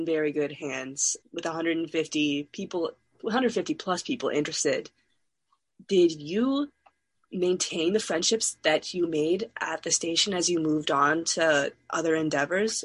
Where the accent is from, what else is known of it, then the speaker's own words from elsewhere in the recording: East Coast, United States; now in California, United States; I'm from the East Coast, so it was not difficult for me at all to start living in California